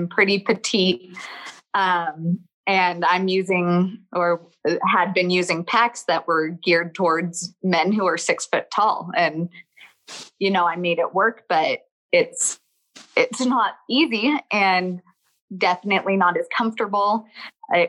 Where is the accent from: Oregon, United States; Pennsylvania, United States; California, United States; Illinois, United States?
Oregon, United States; Southern; moved away as an adult; now in Idaho, United States; I'm originally from Southern Oregon.